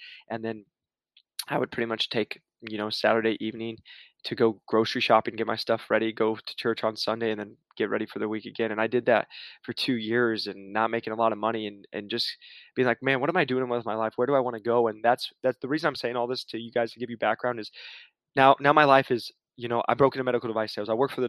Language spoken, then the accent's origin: English; Iowa, United States; moved away as an adult; now in Arizona, United States; I moved out here to Arizona from Iowa. I had $1,200 to my name.